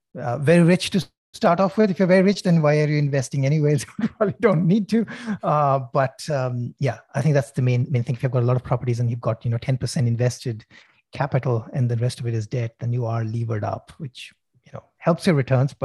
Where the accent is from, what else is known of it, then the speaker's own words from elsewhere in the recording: Sydney, New South Wales, Australia; Okay, since we are, I'm from Sydney.